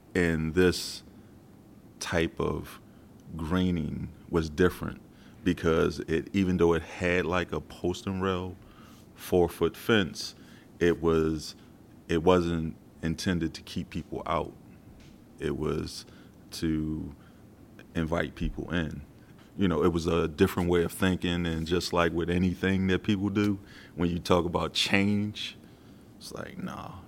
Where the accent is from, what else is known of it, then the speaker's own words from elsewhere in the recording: Philadelphia, Pennsylvania, United States; born and raised in South Philadelphia.